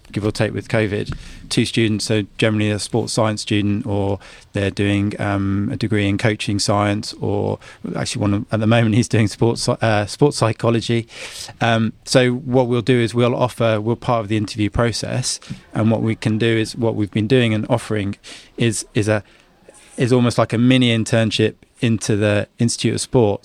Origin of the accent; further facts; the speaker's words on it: Guernsey; I'm, I'm a Guernseyman